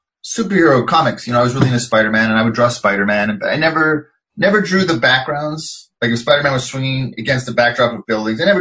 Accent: Richmond, British Columbia, Canada; moved away as an adult; also born or lived in Montreal; I grew up in Canada, and this was Vancouver, suburb of Vancouver called Richmond at the time.

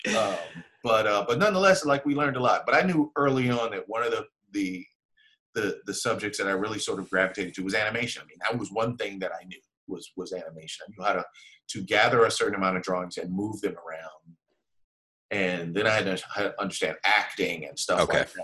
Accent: Los Angeles, California, United States; I'm from South Central Los Angeles.

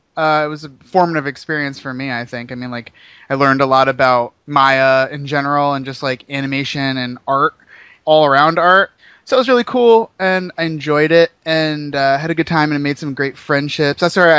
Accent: New Jersey, United States; moved away as an adult; also born or lived in Sarasota, Florida; I'm originally from New Jersey.

